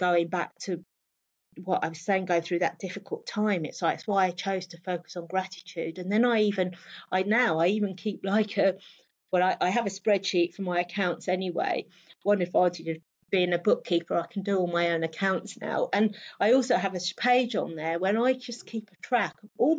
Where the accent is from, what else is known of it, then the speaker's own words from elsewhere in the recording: London, United Kingdom; I grew up in London